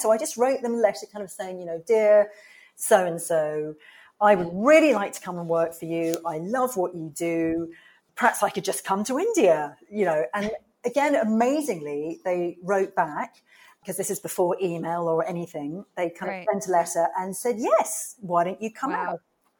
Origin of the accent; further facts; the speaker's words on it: England, United Kingdom; oh, I'm here from England and I'm at fashion college.